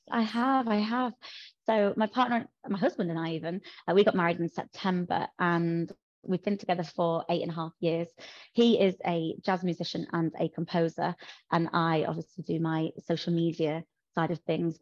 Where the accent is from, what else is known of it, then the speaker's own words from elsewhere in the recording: Yorkshire and the Humber, United Kingdom; I'm from New Yorkshire, as you can probably tell.